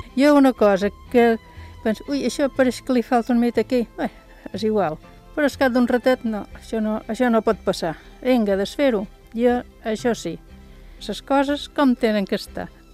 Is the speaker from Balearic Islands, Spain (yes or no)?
yes; Sant Rafael de sa Creu, Balearic Islands, Spain; de Can Riera, de Sant Rafael